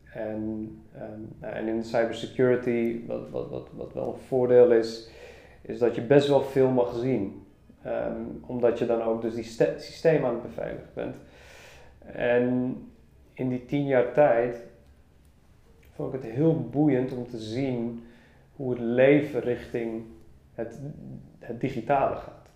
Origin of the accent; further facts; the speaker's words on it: Amsterdam, North Holland, Netherlands; Ik ben opgegroeid in Amsterdam